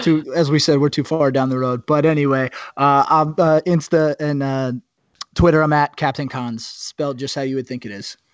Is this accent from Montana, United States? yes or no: no; New Jersey, United States; now in New York, United States; I am from Jersey